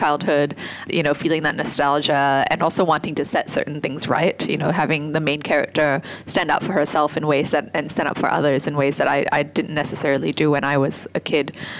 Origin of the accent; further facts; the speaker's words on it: Singapore; my experience in Singapore